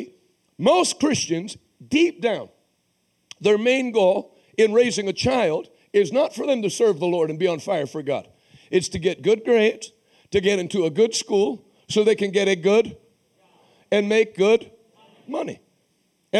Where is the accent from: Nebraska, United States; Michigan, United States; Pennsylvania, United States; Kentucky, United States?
Pennsylvania, United States; Pittsburgh; moved away; also born or lived in Massachusetts; I'm from Pittsburgh